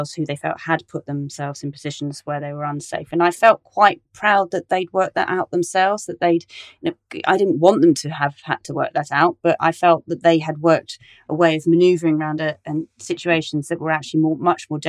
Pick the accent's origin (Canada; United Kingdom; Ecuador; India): United Kingdom; Cornwall, South West England; now in Westminster, London, United Kingdom; I grew up in Cornwall in the middle of nowhere